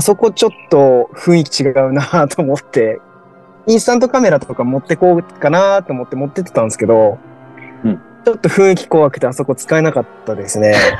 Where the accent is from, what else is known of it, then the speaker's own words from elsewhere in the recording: Fukushima, Japan; 福島住んでたら